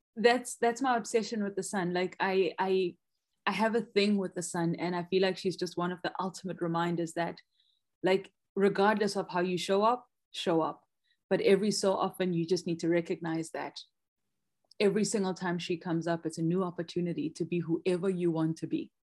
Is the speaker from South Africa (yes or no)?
yes; Soweto, Gauteng, South Africa; I grew up in Soweto, which is like a landlocked area here in South Africa in the province of Gauteng.